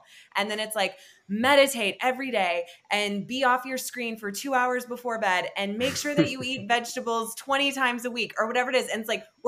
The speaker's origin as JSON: {"language": "English", "region": "Wisconsin", "country": "United States", "also_born_or_lived": "Seattle", "moved": "yes", "lives_now": "Bend, United States", "said": "I'm from Wisconsin, but I lived in Seattle before here"}